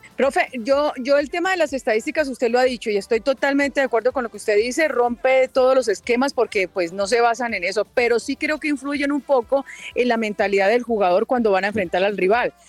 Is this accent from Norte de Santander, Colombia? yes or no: yes; Ocaña, Norte de Santander, Colombia; moved away as an adult; also born or lived in Bucaramanga; yo viví, bueno, nací en Ocaña, viví en Ocaña y después me fui a Bucaramanga a trabajar allá.